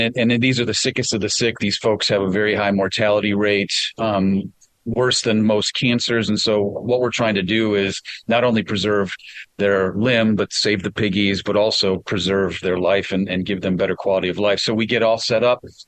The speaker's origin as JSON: {"language": "English", "region": "Wisconsin", "country": "United States", "said": "I'm from Wisconsin"}